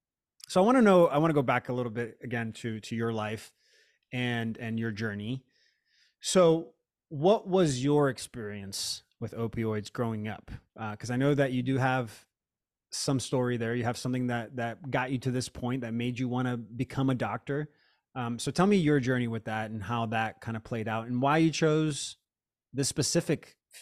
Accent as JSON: {"language": "English", "region": "Florida", "country": "United States", "tie": "born or raised there", "said": "I grew up in Florida and they would call them like pain farm or pill farms."}